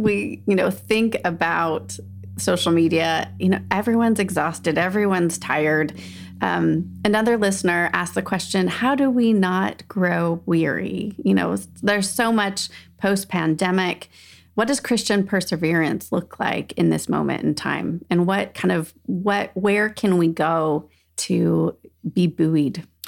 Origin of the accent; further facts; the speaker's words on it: Southern California, United States; moved away; also born or lived in Salt Lake City, Utah; I grew up in Southern California, so definitely beach is, feels like home, but then we had lots of years in Salt Lake City